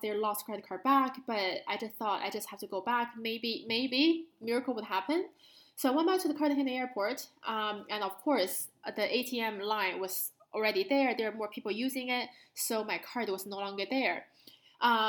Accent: Beijing, China; moved away; growing up in Beijing

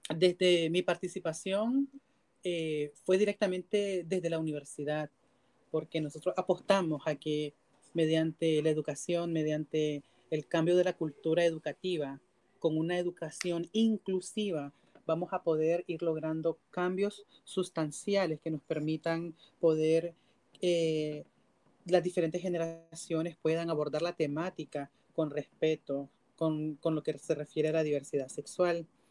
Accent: Nicaragua; Nosotros somos ciudadanos nicaragüenses también

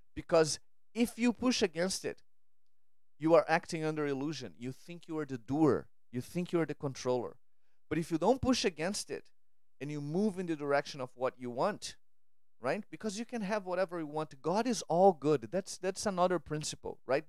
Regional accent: Brazil; moved away; I grew up in Brazil

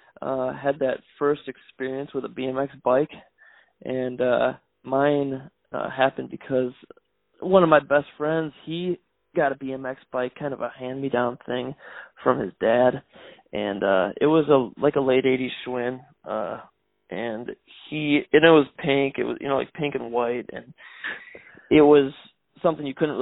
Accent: Delavan, Wisconsin, United States; also born or lived in Milwaukee, Wisconsin / Virginia; I'm from southern Wisconsin. Grew up in a town called Delavan. I was born in Milwaukee, but then we moved down to Delavan when I was about seven.

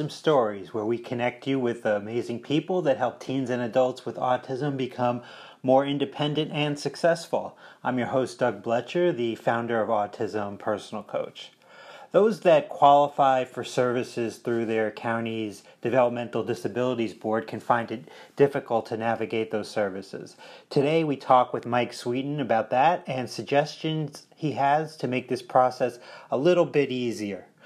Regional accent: Scotland, United Kingdom; moved away as an adult; now in United States; So uh, I came here from uh, Scotland.

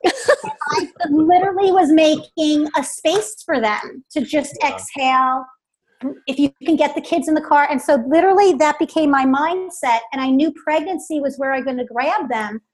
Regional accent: New York City, New York, United States; moved away as an adult; now in Charlotte, United States; born and raised in New York, New York okay. City, downstate area

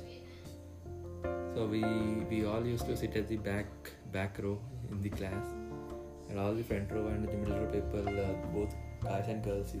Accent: Hyderabad, Telangana, India; I'm from Hyderabad, India

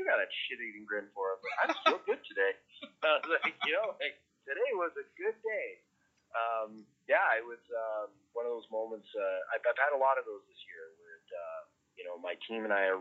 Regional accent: Kelowna, British Columbia, Canada; moved away as an adult; also born or lived in Trail, British Columbia / New York City; now in Edmonton, Canada; growing up in Kelowna, and coming from Trail and small towns

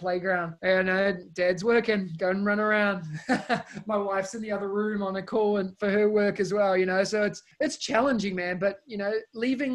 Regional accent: New Zealand; moved away as an adult; now in Singapore; As you can tell by my accent, I'm originally from New Zealand.

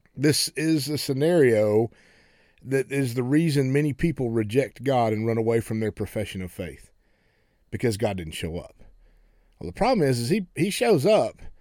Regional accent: Oklahoma, United States; I grew up in Oklahoma

